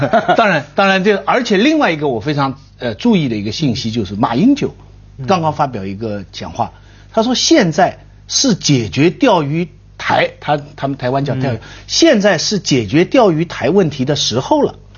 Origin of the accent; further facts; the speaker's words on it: China; 我们中国人